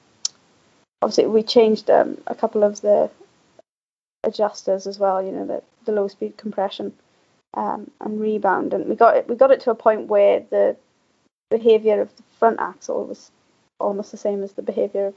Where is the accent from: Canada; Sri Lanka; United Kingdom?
United Kingdom; the valleys in South Wales; moved away as an adult; now in Scotland; I'm actually not from the Tweed Valley. I'm actually from the valleys in South Wales